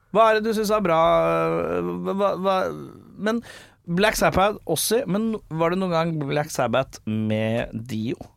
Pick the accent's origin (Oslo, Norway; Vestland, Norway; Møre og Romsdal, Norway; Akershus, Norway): Oslo, Norway; Jeg som Lambertseter-gutt